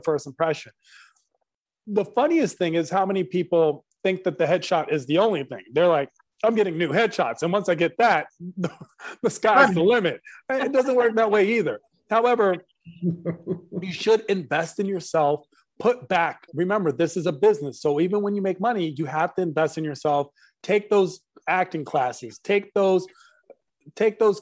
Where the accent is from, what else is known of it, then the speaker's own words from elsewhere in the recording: United States; growing up in America at a time where being Middle Eastern isn't prized